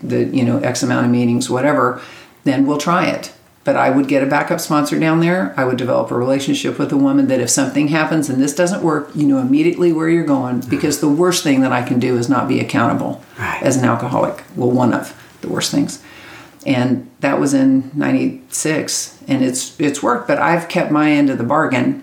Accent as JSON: {"language": "English", "region": "Kansas", "country": "United States", "tie": "born or raised there", "moved": "as an adult", "lives_now": "Texas, United States", "said": "I'm from Kansas. Kansas, originally. Right. I got sober in Kansas, lived there my whole life. We moved to Texas in 96"}